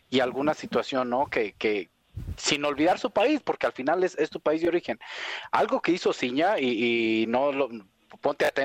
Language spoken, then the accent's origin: Spanish; Mexico; yo como mexicano, yo sí soy, yo me siento muy mexicano, muy patriota, amo a mi país